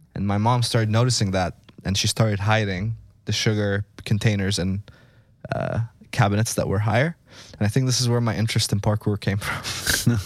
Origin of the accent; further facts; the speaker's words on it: Egypt; moved away; I grew up in Egypt